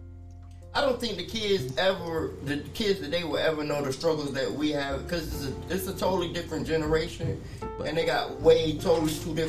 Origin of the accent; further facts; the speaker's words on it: New York City, New York, United States; I was raised in New York, Brooklyn, New York.